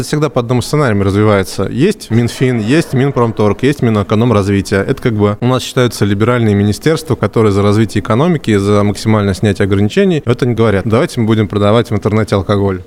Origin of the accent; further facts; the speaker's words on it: Voronezh, Voronezh Oblast, Russia; Я же из Воронежа